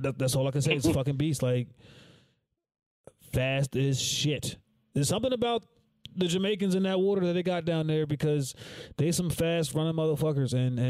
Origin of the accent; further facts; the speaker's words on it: Bayonne, New Jersey, United States; I was like the cat from Bayonne. I'm from Bayonne, bro.